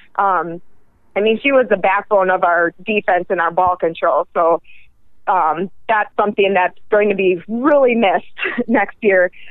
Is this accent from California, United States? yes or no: no; northern Minnesota, United States; moved away as an adult; now in Pennsylvania, United States; I'm from northern Minnesota, um, and I was born and raised in the northern Minnesota